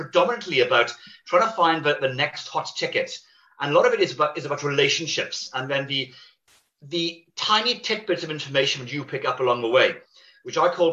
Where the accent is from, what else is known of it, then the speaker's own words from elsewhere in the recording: Wales, United Kingdom; I'm Welsh by birth